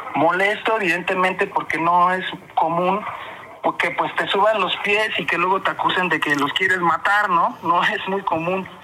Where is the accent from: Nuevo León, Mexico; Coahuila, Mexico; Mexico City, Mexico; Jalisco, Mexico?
Mexico City, Mexico; accent: fresa; de Iztapalapa